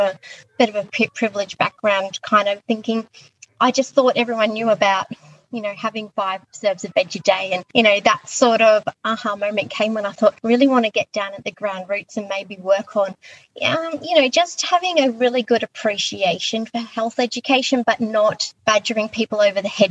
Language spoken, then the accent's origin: English; Queensland, Australia; moved away as an adult; also born or lived in Echuca; now in Sydney, Australia; I am actually from Queensland originally. I moved to Sydney via Echuca in my early 20s